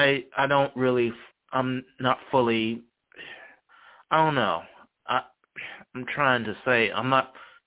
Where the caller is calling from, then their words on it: Charlottesville, Virginia, United States; I'm calling from Charlottesville, Virginia.